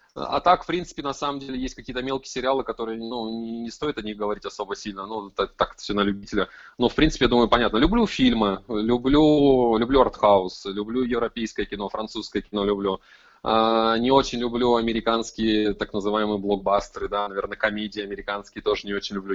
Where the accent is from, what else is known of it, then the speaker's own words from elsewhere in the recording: Krasnoyarsk, Krasnoyarsk Krai, Russia; я из Красноярска, из Сибири